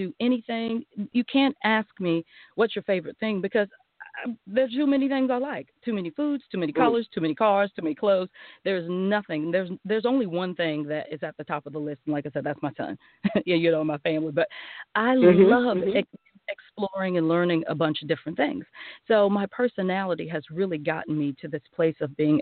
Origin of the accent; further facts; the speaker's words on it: Charleston, South Carolina, United States; accent: Southern; I was born and raised in the South.